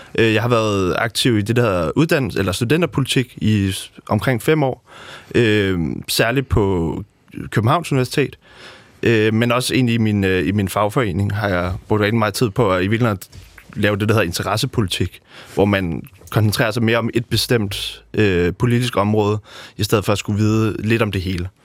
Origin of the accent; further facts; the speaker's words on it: Amager, Capital Region of Denmark, Denmark; født og opvokset på Amager